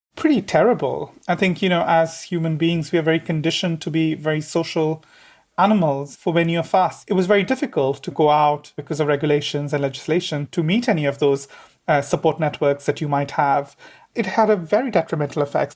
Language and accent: English; Devon, South West England, United Kingdom; I'm 29 years old and I'm from Devon